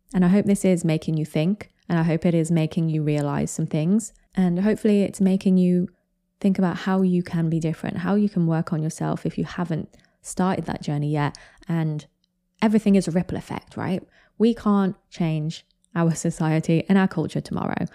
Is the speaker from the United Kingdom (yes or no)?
yes; United Kingdom; I'm British